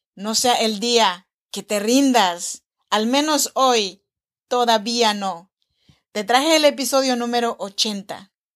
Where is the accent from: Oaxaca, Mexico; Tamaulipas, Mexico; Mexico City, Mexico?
Oaxaca, Mexico; Chinantec region; Soy nacida en Oaxaca, México, en la región chinanteca